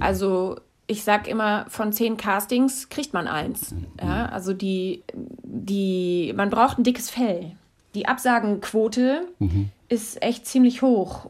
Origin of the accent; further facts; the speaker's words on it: North Rhine-Westphalia, Germany; also born or lived in Stuttgart / Mecklenburg-Vorpommern; now in Cologne, Germany; aber ich bin im Rheinland aufgewachsen